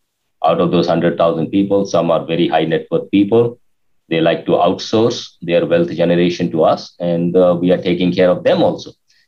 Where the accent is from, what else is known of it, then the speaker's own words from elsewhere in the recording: India; moved away as an adult; now in United States; when I realized based on my inconsistent results previously from 97, when I came to USA from India, 97 to 2001